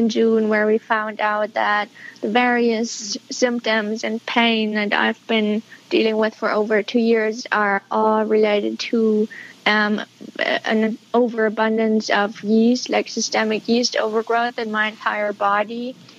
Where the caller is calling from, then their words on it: Berlin, Germany; I'm calling from Berlin, Germany.